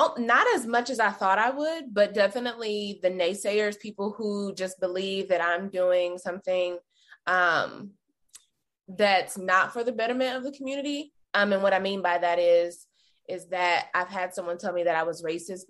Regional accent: North Carolina, United States; moved away as an adult; now in Kansas City, United States; I'm originally from North Carolina. I'm a Southern girl, so sometimes I'll say, like, hey, y'all.

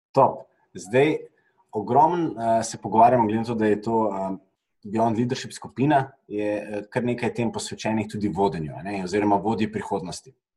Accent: Slovenia; smo Slovenci

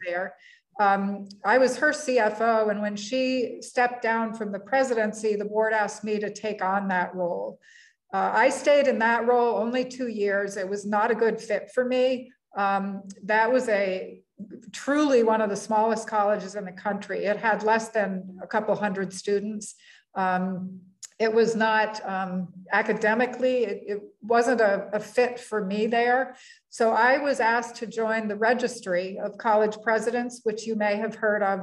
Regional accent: Middlebury, Vermont, United States; moved away as an adult; now in Iowa, United States; my my original hometown. I'm a Vermonter, and my hometown is in Middlebury

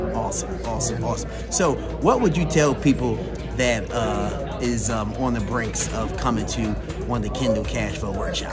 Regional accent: Salt Lake City, Utah, United States; I'm from Salt Lake City, Utah

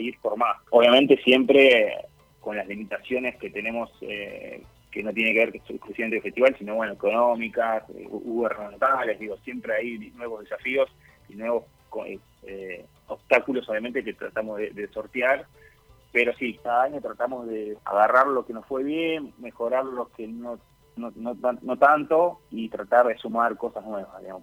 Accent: Hurlingham, Buenos Aires Province, Argentina; nací, nací y me formé en Urlingham eh, durante mi adolescencia

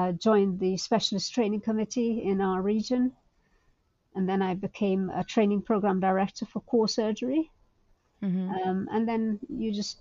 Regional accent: Guyana; moved away as an adult; also born or lived in Calcutta, India; now in United Kingdom; I grew up in Guyana in South America, which at the time was a low income country.

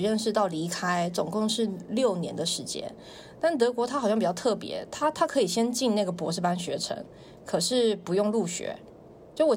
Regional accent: Taiwan; accent: Taiwanese; now in China; 他们说是因为我台湾腔很重，他们就觉得我不了解当时的情况，所以就很好骗

